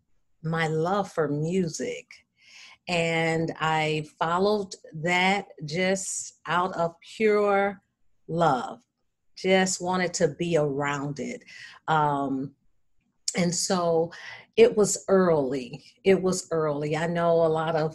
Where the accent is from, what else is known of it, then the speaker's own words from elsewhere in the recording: Battle Creek, Michigan, United States; Battle Creek, my hometown